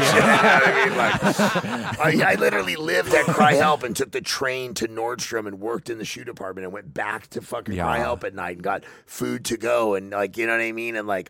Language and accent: English; Corona, California, United States; I grew up in Riverside County